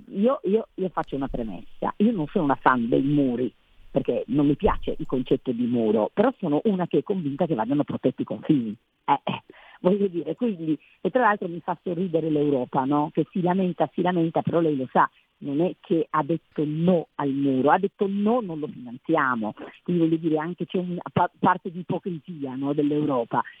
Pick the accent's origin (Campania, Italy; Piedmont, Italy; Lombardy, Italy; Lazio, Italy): Piedmont, Italy; Cuneo; io vengo da Cuneo